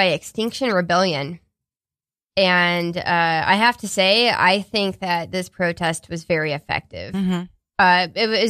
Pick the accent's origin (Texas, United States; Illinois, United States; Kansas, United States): Texas, United States; Houston; my hometown of Houston